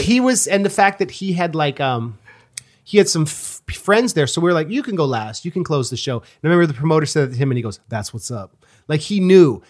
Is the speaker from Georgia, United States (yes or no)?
no; Oakland, California, United States; I was from Oakland